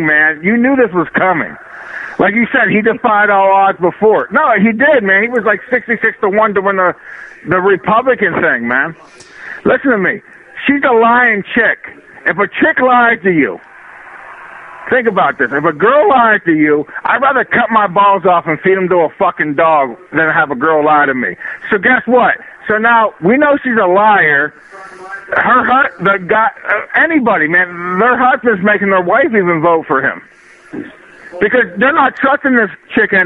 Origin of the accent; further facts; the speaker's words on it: Morgan, Pennsylvania, United States; I grew up in Morgan, PA.